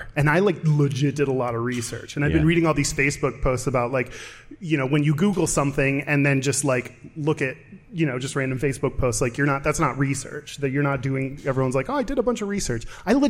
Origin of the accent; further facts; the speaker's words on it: Texas, United States; grew up in Texas. They did not teach me history.